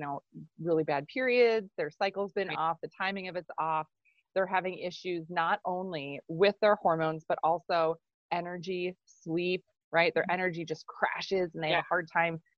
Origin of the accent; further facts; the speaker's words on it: Minnesota, United States; I'm from Minnesota. So I actually live in Minneapolis.